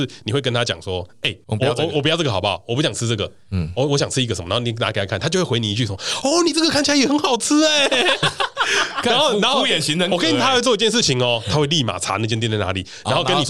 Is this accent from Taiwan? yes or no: yes; Taiwan; 他就说你台湾来的嘛，然后我就说你怎么知道？